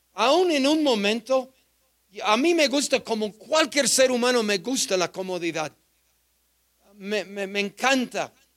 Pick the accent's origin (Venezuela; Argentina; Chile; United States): United States; Spanish is a second language; moved away as an adult; now in Mexico; Yo joven misionero americano, apenas aprendiendo español